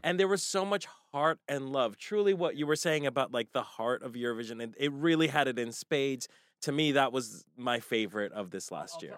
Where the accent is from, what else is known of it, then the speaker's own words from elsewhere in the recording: United States; as American consumers